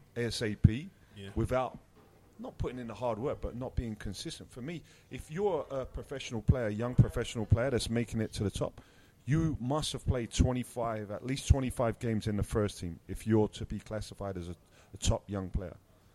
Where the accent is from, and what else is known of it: London, United Kingdom; born or raised there